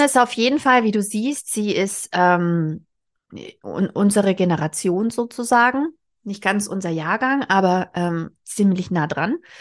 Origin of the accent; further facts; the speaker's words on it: Southern Germany, Germany; now in Berlin, Germany; in Westdeutschland, wo ich aufgewachsen bin, in Süddeutschland